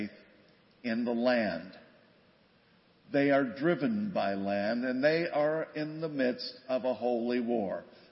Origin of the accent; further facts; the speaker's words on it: West Virginia, United States; now in Grand Rapids, United States; I grew up in West Virginia